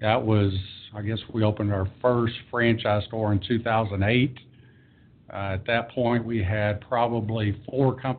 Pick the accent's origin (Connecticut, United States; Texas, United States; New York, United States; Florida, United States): Texas, United States; Denton; opened a third store in my hometown, which is Denton, Texas